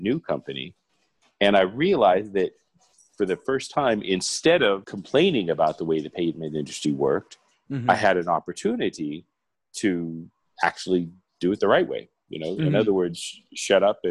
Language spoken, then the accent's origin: English; Arizona, United States; moved away as an adult; now in Mexico; I was born in Arizona